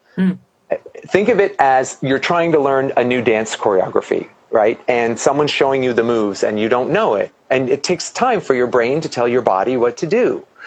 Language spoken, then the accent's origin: English; New Jersey, United States; moved away as an adult; now in Los Angeles, United States; I'm originally from New Jersey, so my whole family's in New Jersey